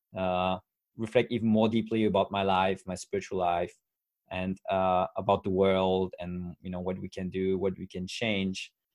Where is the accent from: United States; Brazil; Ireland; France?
France; English is a second language; I'm 35 years old from France